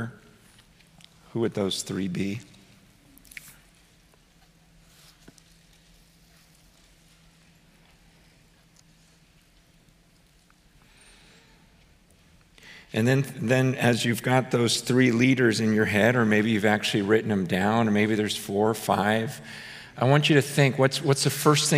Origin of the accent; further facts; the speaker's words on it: United States; as an American